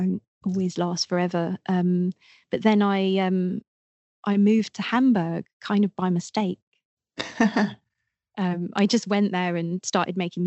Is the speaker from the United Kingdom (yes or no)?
yes; Twickenham, London, United Kingdom; I'm from London. I'm from just outside London, Twickenham.